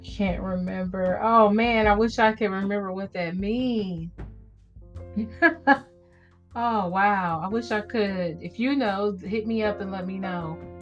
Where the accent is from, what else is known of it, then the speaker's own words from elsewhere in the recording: Midwest, United States; I'm from the Midwest.